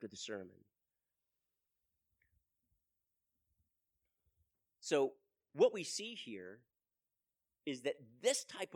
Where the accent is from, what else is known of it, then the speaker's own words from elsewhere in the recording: United States; we, as an American, as the American church